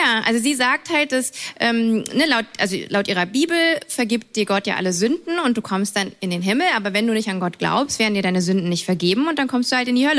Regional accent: near Cologne, North Rhine-Westphalia, Germany; ich bin ja in der Nähe von Köln groß geworden

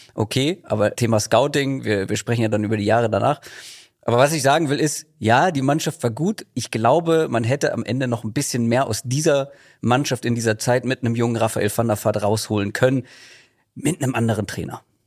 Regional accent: Germany; ich bin im Speckgürtel von Hamburg groß geworden

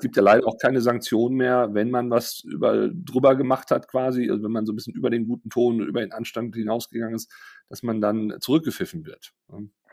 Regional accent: Germany; als Deutsche

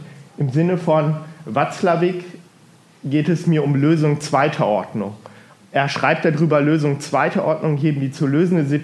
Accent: Hildesheim, Lower Saxony, Germany; also born or lived in Bergisch Gladbach; now in Erfurt, Germany; Ich komme aus dem Bistum Hildesheim, bin da aufgewachsen, geboren bin ich in Bergisch Gladbach, also ganz im Westen von Deutschland. Ähm, in Hildesheim bin ich vor allem geprägt durch die Diaspora, wohne aber die letzten zehn Jahre hier in Erfurt

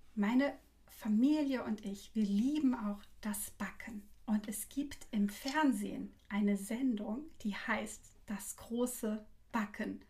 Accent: Frankfurt, Hesse, Germany; ich wurde ja in Frankfurt geboren

